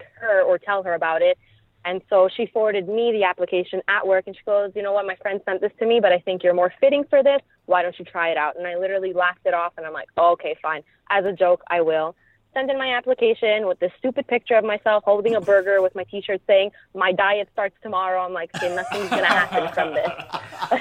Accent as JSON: {"language": "English", "town": "Montreal", "region": "Quebec", "country": "Canada", "said": "I am from Montreal, Quebec, as pretty much everybody knows now. I'm from the East End"}